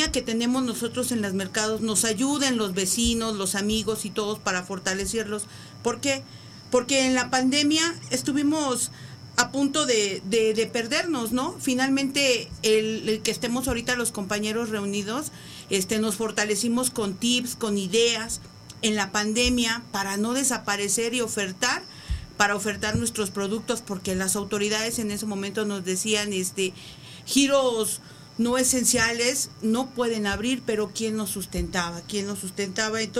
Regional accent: Iztapalapa, Mexico City, Mexico; no nada más en Iztapalapa, porque somos de Iztapalapa para el mundo, ¿eh?

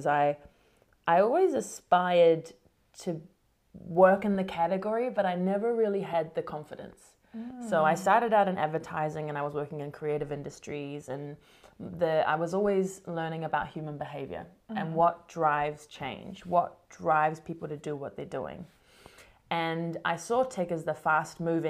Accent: New Zealand; moved away as an adult; also born or lived in Sydney, Australia / London, United Kingdom; now in United States; I was a New Zealander

